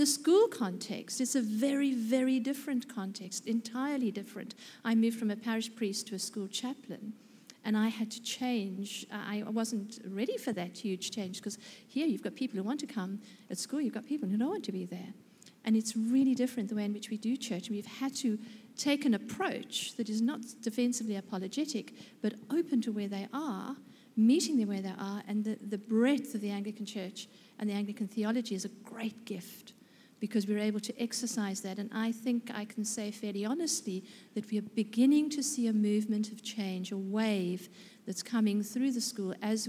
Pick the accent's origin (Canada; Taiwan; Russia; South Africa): South Africa; now in Australia; in my 6 years that I've been in Australia, because I was in South Africa prior to that, surprisingly, by my accent